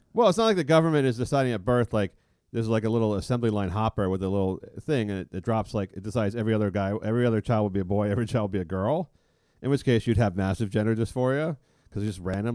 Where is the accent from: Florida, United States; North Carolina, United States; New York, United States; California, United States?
California, United States; San Francisco; growing up in San Francisco, we had no gay, officially gay people in high school